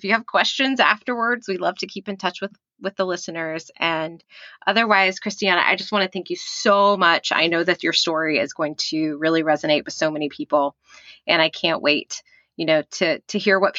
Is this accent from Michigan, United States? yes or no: no; Texas, United States; This is how you know I grew up in Texas.